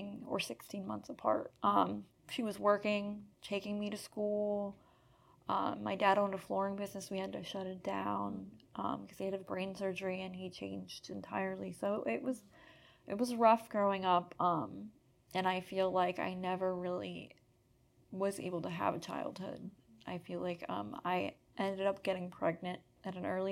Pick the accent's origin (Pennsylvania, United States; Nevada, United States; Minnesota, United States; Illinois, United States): Pennsylvania, United States; Erie; I'm from Erie, Pennsylvania